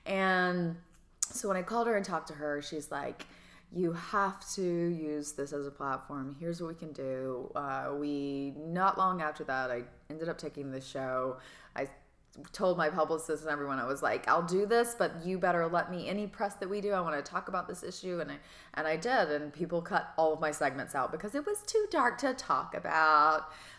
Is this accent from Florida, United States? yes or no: no; Georgia, United States; I'm like, I'm from Georgia.